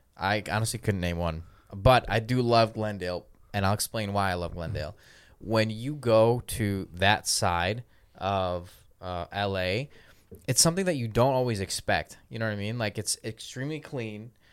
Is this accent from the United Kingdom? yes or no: no; Belarus; moved away; also born or lived in New Jersey; I'm from Belarus